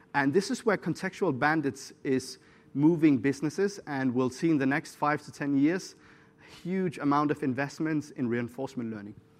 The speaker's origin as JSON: {"language": "English", "country": "Syria", "said": "I'm from Syria"}